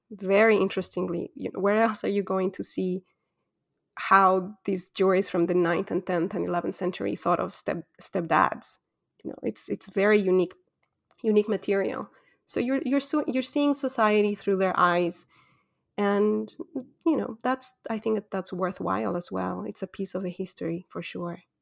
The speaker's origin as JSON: {"language": "English", "country": "Ecuador", "tie": "born or raised there", "also_born_or_lived": "Quito / Egypt", "moved": "as an adult", "said": "I'm born and raised in Ecuador"}